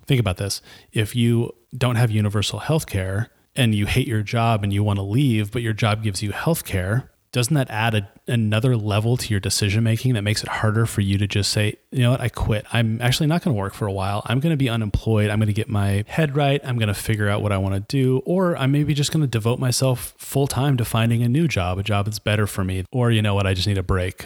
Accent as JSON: {"language": "English", "country": "Nigeria", "moved": "yes", "said": "I'm a Nigerian immigrant artist, cook, and writer"}